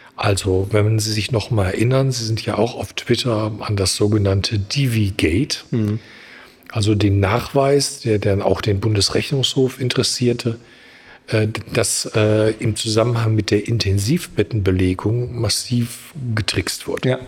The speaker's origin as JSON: {"language": "German", "country": "Germany", "said": "wir als Deutsche"}